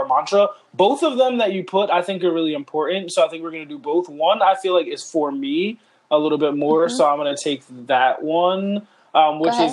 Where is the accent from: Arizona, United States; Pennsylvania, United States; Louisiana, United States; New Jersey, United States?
Pennsylvania, United States; Philadelphia; We're from Philadelphia.